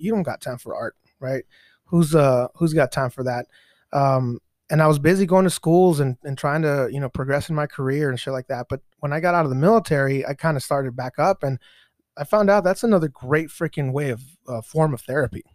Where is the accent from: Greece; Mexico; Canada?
Mexico; now in United States; I was born in Mexico myself